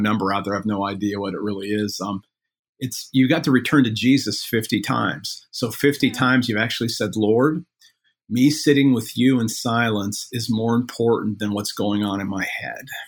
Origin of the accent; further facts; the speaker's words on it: Midwest, United States; I'm from the Midwest